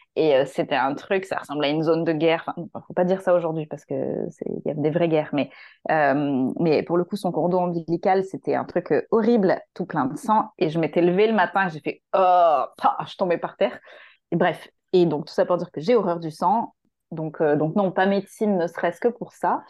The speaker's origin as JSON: {"language": "French", "town": "Marseille", "region": "Provence-Alpes-Côte d'Azur", "country": "France", "also_born_or_lived": "Paris region", "moved": "as an adult", "said": "moi je suis marseillaise à la base, j'étais partie faire mes études en région parisienne"}